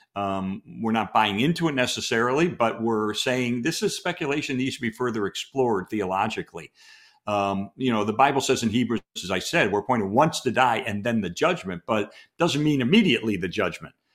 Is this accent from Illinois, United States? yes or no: yes; Chicago, Illinois, United States; we're both from Chicago